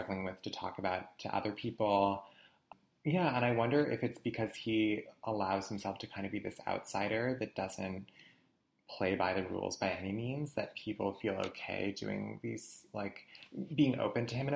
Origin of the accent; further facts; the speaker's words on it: New England, United States; I definitely did not experience growing up in the New England area